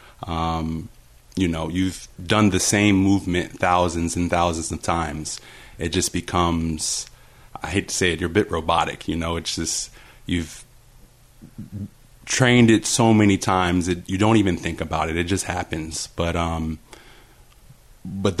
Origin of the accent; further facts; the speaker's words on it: Virginia Beach, Virginia, United States; moved away as an adult; also born or lived in Fairmont, West Virginia / Florida; Virginia Beach is my true home. Grew up there my entire life